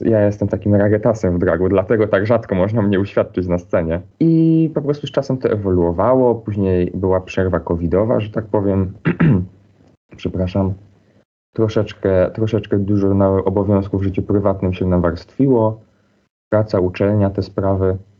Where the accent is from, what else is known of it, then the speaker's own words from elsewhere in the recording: Silesian Voivodeship, Poland; accent: Silesian dialect; now in Wrocław, Poland; wychowywałam się na wsi